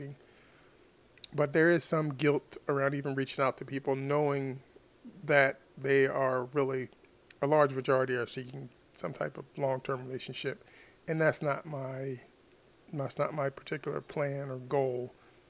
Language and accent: English; United States; as an American